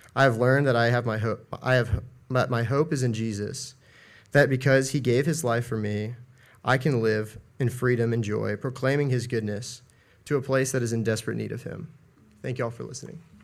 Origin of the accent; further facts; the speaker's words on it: Asheville, North Carolina, United States; I'm from Asheville, North Carolina